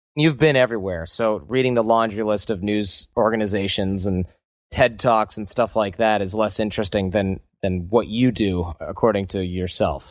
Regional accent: Michigan, United States; now in San Francisco, United States; growing up in Michigan

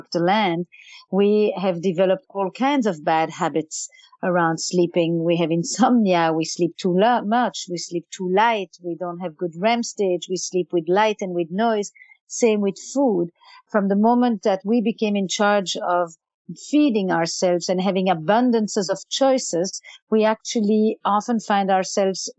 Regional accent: Antwerp, Flanders, Belgium; English is a second language; now in New York, United States; I'm from Flemish Belgium, you know that, I mean, that's already very good to know that I would probably be speaking Flemish. I was actually schooled in Flemish my entire childhood.

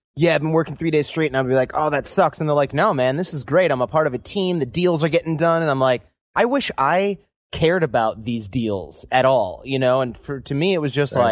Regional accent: Michigan, United States; moved away; a bunch of Michigan born and raised folks with our all of our parents who are born and raised in Michigan

